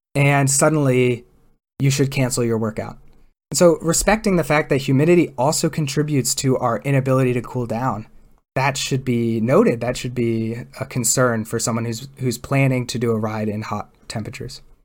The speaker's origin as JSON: {"language": "English", "region": "Delaware", "country": "United States", "tie": "born or raised there", "moved": "yes", "lives_now": "California, United States", "said": "I grew up in Delaware"}